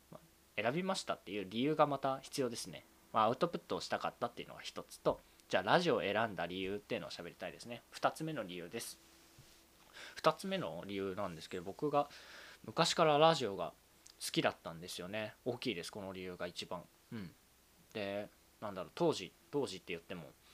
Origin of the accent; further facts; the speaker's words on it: Saitama, Japan; also born or lived in Tokyo; 東京生まれ、埼玉育ち、二十四歳のサラリーマンです。